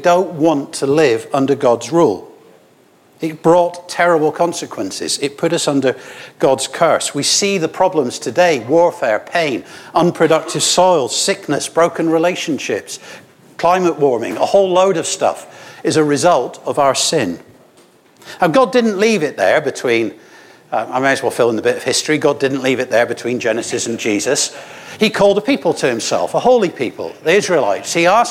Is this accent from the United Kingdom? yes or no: yes; Scotland, United Kingdom; now in Scarborough, United Kingdom; I know my accent's wrong. I'm Scottish.